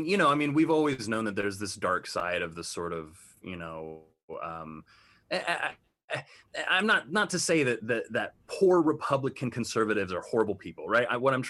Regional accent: Midwest, United States; just being from the Midwest and being from, you know, different places. And I have a lot of family from the South

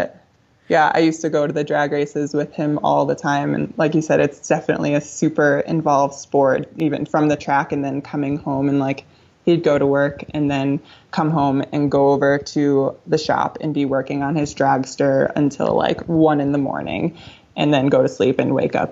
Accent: Waterbury, Connecticut, United States; moved away as an adult; now in Montana, United States; I grew up in Waterbury, Connecticut, and this kind of small Italian neighborhood called Town Plot

